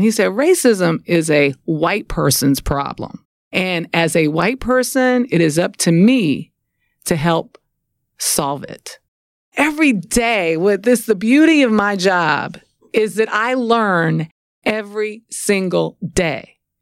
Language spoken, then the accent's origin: English; New Orleans, Louisiana, United States; I'm from New Orleans